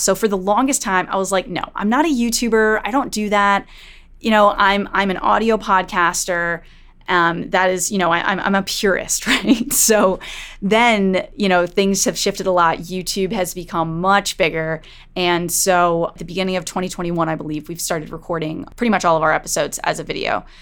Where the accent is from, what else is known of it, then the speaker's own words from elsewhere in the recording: Connecticut, United States; in Connecticut, in the town next to my hometown